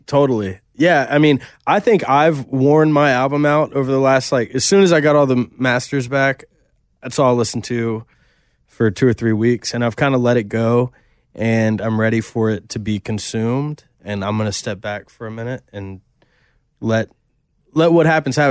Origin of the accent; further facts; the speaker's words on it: Nashville, Tennessee, United States; we're both Nashville kids, born and raised in Tennessee